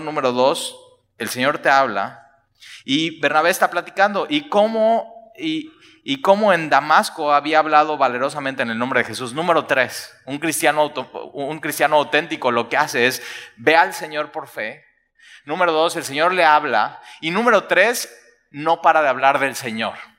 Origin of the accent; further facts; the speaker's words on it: Mexico; nosotros como mexicanos